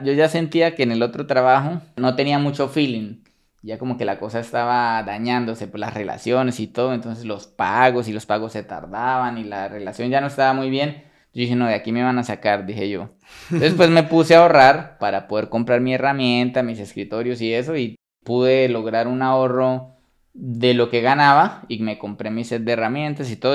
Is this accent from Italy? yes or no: no; Bucaramanga, Santander, Colombia; also born or lived in Sabana de Torres, Colombia; ahí me crié toda la vida en Bucaramanga